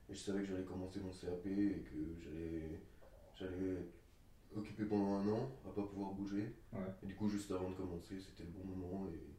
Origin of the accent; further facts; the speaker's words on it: France; j'ai 24 ans, je suis français